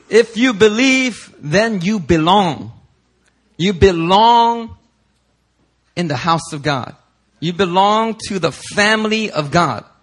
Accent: Philadelphia, Pennsylvania, United States; growing up in Philly

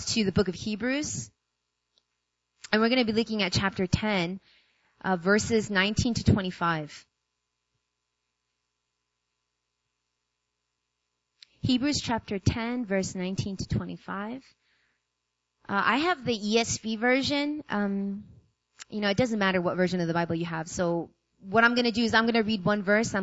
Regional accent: New York, United States; moved away as an adult; now in South Korea; I'm from New York. I was born and raised

